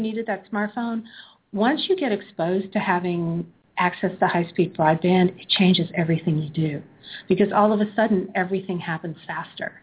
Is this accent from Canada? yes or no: yes; Canada; now in Chattanooga, United States; I'm Canadian originally